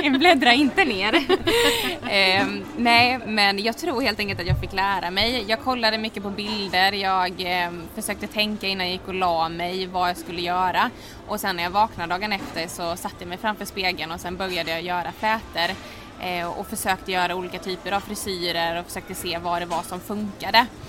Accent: Halmstad, Halland County, Sweden; moved away as an adult; also born or lived in Oslo, Norway; now in Stockholm, Sweden; är född och uppvuxen i Halmstad

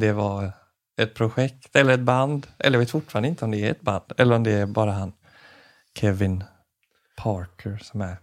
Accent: Jönlanda, Västra Götaland, Sweden; moved away; hemma i Jönlanda

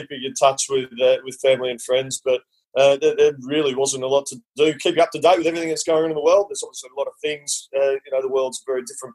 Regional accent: Australia; also born or lived in Hove, United Kingdom; being an Aussie

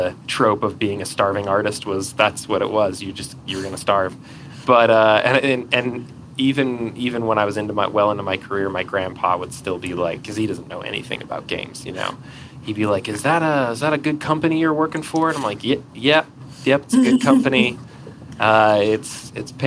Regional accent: Atlanta, Georgia, United States; moved away as an adult; also born or lived in California; now in Utah, United States; I grew up in Atlanta

